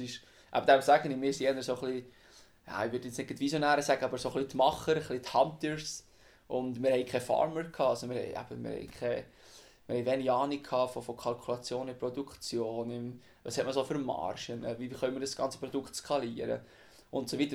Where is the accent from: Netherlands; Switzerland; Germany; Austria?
Switzerland; Wimmis, Bern; Ich bin aufgewachsen im Berner Obland in Wimmis